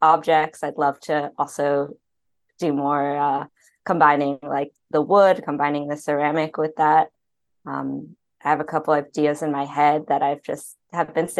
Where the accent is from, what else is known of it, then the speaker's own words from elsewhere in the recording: New York, United States; moved away as an adult; also born or lived in Chicago; now in Los Angeles, United States; growing up in New York, I've been there for many more years than I've been